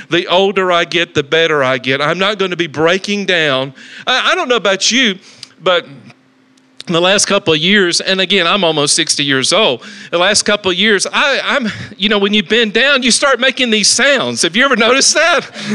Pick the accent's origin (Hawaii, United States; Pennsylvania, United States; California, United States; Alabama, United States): Alabama, United States; Talladega; now in Dallas-Fort Worth, United States; I come from Talladega, Alabama